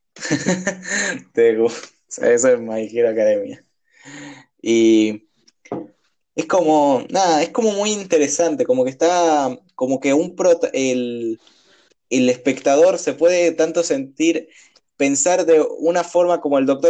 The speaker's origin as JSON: {"language": "Spanish", "country": "Argentina", "tie": "born or raised there", "said": "la costumbre nuestra que muchas veces nos caracteriza como por argentinos"}